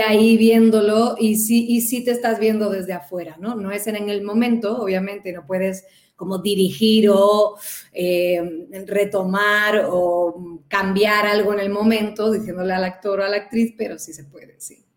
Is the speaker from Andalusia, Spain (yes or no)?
yes; Cádiz, Andalusia, Spain; moved away as an adult; now in Mexico; soy de Cádiz